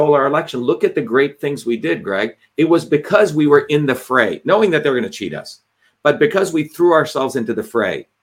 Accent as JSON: {"language": "English", "country": "India", "tie": "born or raised there", "moved": "yes", "lives_now": "United States", "said": "the caste system that I endured, right? Growing up in India."}